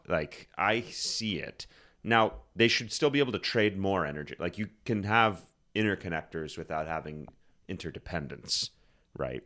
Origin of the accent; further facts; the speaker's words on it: Susquehanna River, Pennsylvania, United States; I grew up on the Susquehanna River.